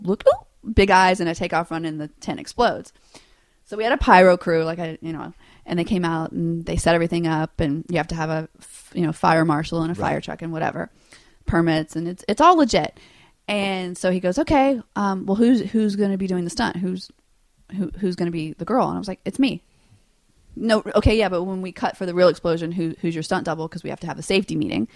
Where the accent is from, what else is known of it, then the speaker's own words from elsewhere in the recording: Louisiana, United States; I grew up in Louisiana with no money